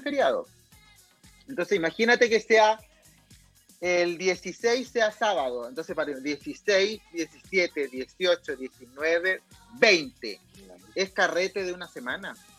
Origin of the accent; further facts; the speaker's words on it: Coquimbo, Chile; now in Santiago, Chile; soy de Coquimbo, soy de la cuarta región